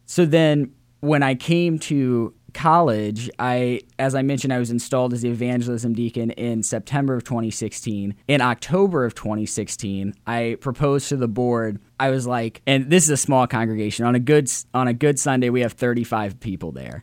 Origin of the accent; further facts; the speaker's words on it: Central Illinois, United States; moved away as an adult; now in Indiana, United States; I was born and raised in Central Illinois, raised by a single mother